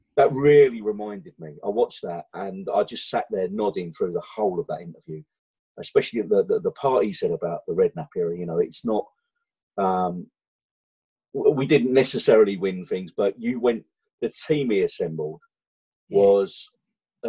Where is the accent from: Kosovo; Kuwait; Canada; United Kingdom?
United Kingdom; London; Born and bred in East London